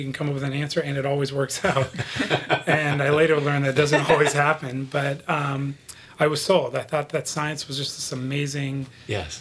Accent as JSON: {"language": "English", "town": "Los Angeles", "region": "California", "country": "United States", "tie": "born or raised there", "also_born_or_lived": "Buffalo, New York", "said": "my father had moved from there to Los Angeles, where I was raised."}